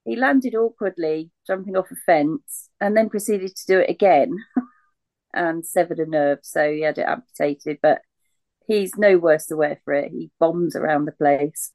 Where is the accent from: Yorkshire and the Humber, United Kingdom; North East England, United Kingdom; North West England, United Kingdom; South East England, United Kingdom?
South East England, United Kingdom; Reading; I grew up in Reading